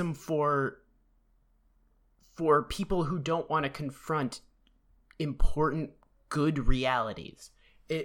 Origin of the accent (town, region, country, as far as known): Boston, Massachusetts, United States